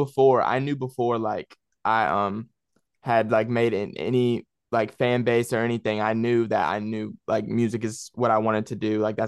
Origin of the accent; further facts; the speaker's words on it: Spartanburg, South Carolina, United States; Because where I live, like the music, there is no music scene out here.